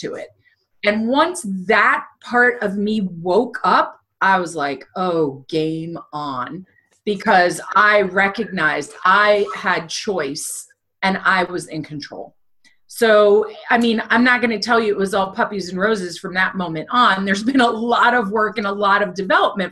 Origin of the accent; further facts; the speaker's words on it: United States; moved away as an adult; now in the American South; I grew up right outside New York City